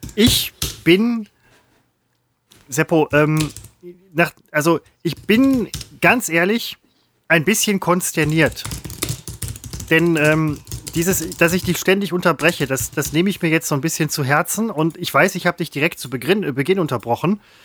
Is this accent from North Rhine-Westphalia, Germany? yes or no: yes; Velbert, North Rhine-Westphalia, Germany; ich komme aus Fellbad